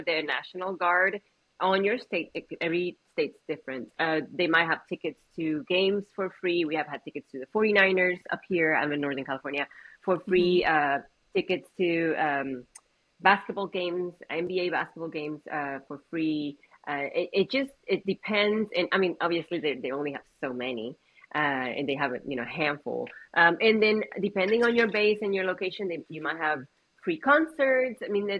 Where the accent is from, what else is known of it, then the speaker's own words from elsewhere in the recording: Puerto Rico; born there; So I was born in the metro area of Puerto Rico